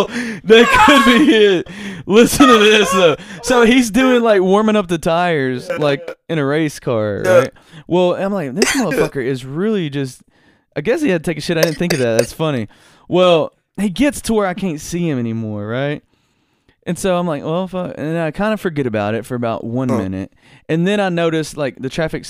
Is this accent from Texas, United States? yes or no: no; Hartsville, Tennessee, United States; accent: southern; And I would say, Hartsville, Tennessee